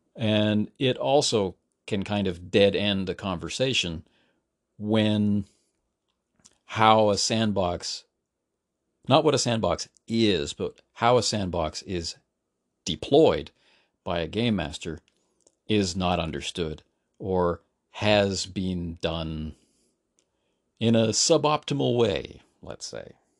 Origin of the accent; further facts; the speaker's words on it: Canada; now in South Korea; as a Canadian